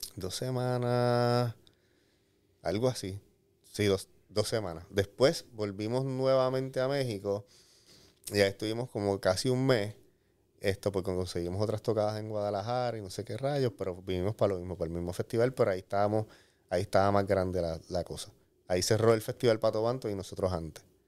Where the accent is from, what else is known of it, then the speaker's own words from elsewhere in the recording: San Juan, Puerto Rico; pues de San Juan, de Cupey